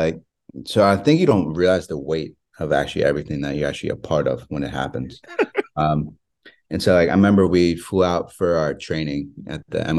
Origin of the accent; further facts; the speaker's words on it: Maryland, United States; Like, I grew up in right outside Baltimore.